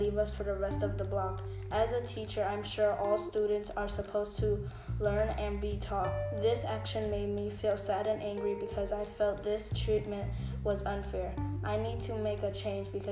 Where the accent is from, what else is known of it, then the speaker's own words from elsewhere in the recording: New York City, New York, United States; I was born and raised in the Bronx